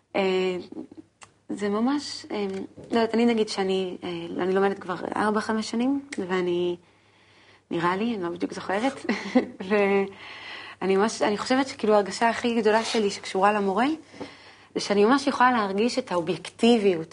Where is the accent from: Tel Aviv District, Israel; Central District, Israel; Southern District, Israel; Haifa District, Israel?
Haifa District, Israel; Haifa; בחיפה, איפה שגדלתי